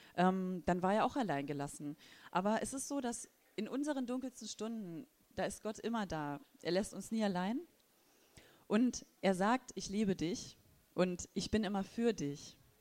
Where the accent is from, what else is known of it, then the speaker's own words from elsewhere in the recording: Thuringia, Germany; now in Wolfsburg, Germany; ich komme auch aus dem ehemaligen Osten und zwar aus Thüringen. Und ähm, genau. Da bin ich aufgewachsen